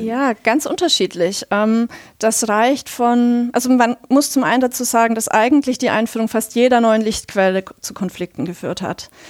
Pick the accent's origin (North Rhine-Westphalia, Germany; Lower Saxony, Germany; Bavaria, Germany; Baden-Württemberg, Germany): Bavaria, Germany; ich komme auch selber aus Bayern